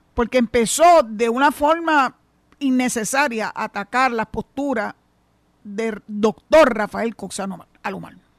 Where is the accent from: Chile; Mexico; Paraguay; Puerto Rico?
Puerto Rico; somos boricua